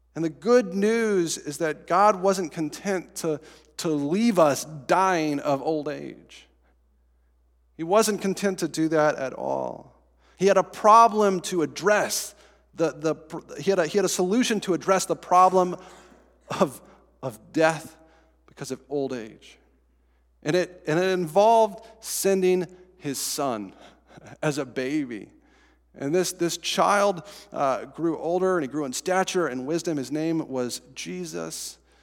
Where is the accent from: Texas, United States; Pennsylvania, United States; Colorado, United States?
Colorado, United States; Estes Park; moved away; So in my hometown, I guess not my hometown anymore, the town I grew up in, Estes Park, Colorado